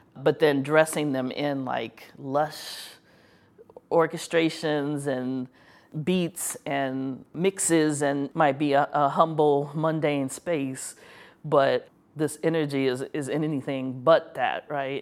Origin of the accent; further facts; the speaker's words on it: Chicago, Illinois, United States; I'm from Chicago. I love the city, love the city so much, even when it makes me angry